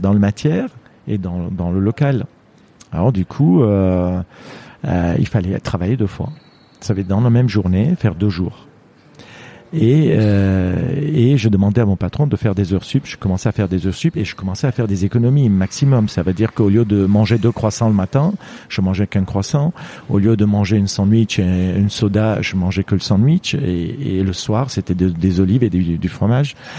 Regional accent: Lebanon; French is a second language; moved away as an adult; also born or lived in Marseille, France; now in France; je suis né il y a 58 ans au Liban

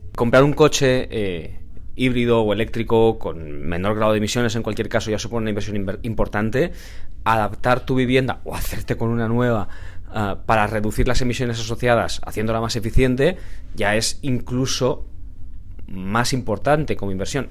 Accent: Valencia, Valencian Community, Spain; yo soy de Valencia

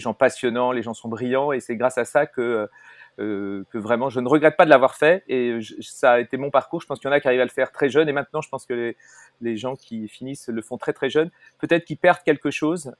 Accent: Paris, Île-de-France, France; also born or lived in Brittany

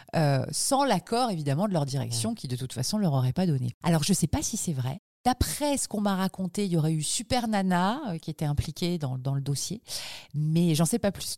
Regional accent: Toulouse, Occitania, France; also born or lived in Gers / Fontenay-aux-Roses; j'ai grandi euh, d'abord dans le Gers et ensuite à Toulouse. C'est là où j'ai passé mon adolescence, c'est là où je suis allée à la fac, c'est là où j'ai commencé à bosser à la radio, Toulouse.

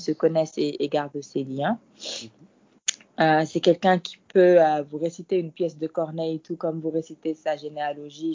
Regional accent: Dakar, Senegal; French is a second language; je suis sénégalaise

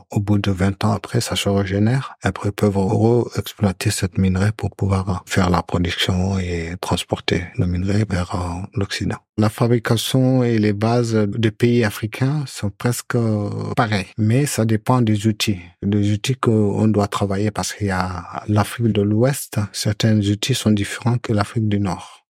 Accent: Mauritania; now in France; je suis originaire de la Mauritanie

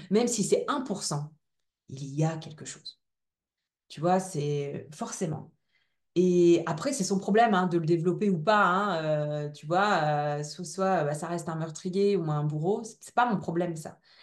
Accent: Ch'ti, Hauts-de-France, France; accent: ch'ti; mon petit accent ch'ti

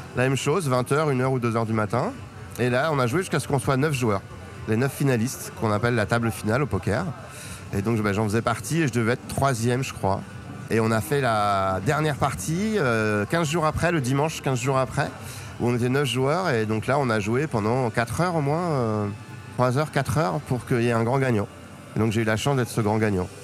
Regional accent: Paris, Île-de-France, France; d'où je viens Paris 14e jusqu'à mes 22 ans, enfin le Paris, région parisienne.

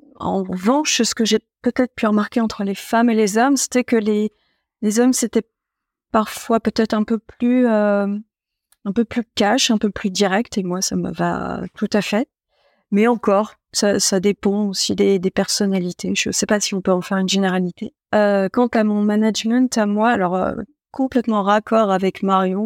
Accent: Troyes, Grand Est, France; also born or lived in Épernay; j'étais originaire de Troyes

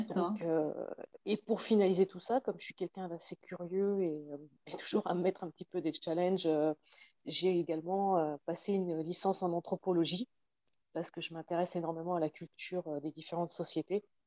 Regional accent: Magny-Cours, Bourgogne-Franche-Comté, France; j'ai grandi à Nevers-Manicourt, où il y avait euh, le circuit de F1

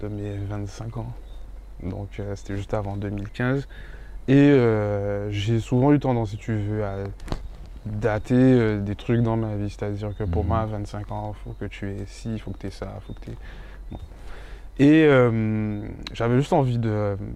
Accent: Paris, Île-de-France, France; born there; also born or lived in Guadeloupe; Donc de mon départ de Paris, parce que je suis né à Paris, de mon départ de Paris avec mes parents pour aller en Guadeloupe, à mon retour

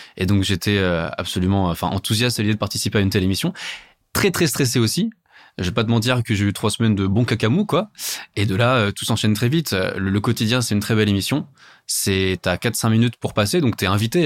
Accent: Paris, Île-de-France, France; je suis parisien

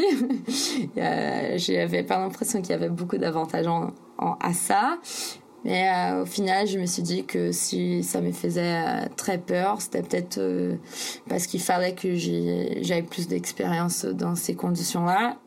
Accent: São Paulo, Brazil; French is a second language; moved away as an adult; j'ai grandi à São Paulo, c'est un peu comme la New York du Brésil.

